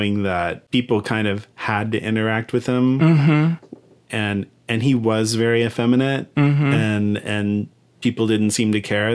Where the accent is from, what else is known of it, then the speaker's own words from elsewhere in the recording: Derby, Kansas, United States; my hometown of Derby, Kansas